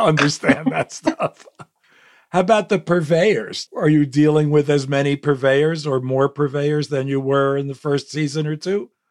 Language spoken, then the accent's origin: English; United States; as an American